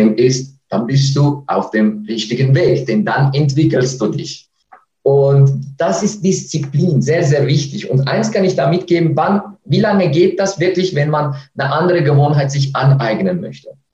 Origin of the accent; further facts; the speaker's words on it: Switzerland; accent: Swiss; mit meinem Schweizer Akzent